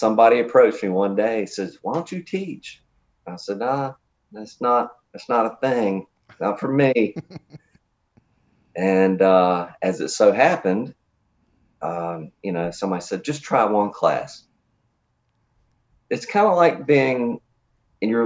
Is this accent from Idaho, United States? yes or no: no; New Bern, North Carolina, United States; I grew up in New Bern, North Carolina. I still live here